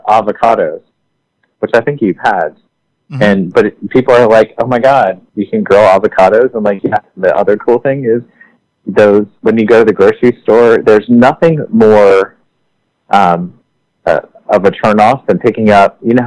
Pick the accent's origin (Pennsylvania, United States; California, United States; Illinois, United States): Pennsylvania, United States; outside of Philadelphia; also born or lived in Paris; I grew up outside of Philadelphia